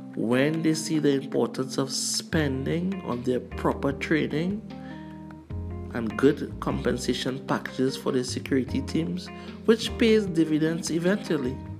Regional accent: Trinidad & Tobago; also born or lived in Canada

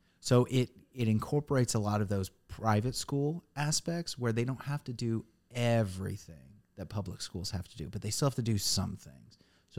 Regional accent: Indiana, United States; moved away as an adult; now in Nashville, United States; growing up in Indiana, there was one school system in town.

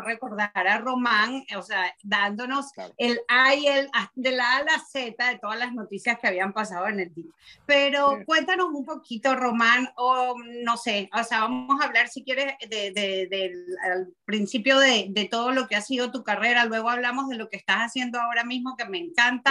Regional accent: Venezuela; como los venezolanos que, que, que tenemos años viendo, viendo noticias, escuchando radio

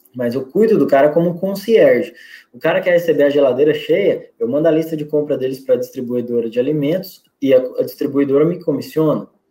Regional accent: Goiás, Brazil; also born or lived in Rio Grande do Norte; now in Natal, Brazil; Eu sou goiano, mas eu moro aqui no estado há 20 anos

